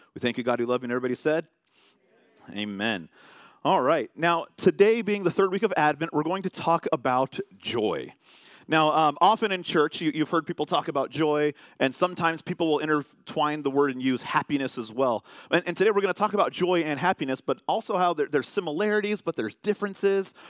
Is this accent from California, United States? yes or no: yes; California, United States; I'm from California